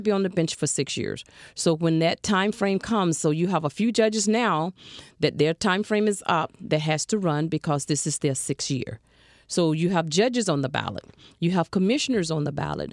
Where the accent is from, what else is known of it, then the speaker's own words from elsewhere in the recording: Alabama, United States; now in Broward County, United States; I'm a Southern girl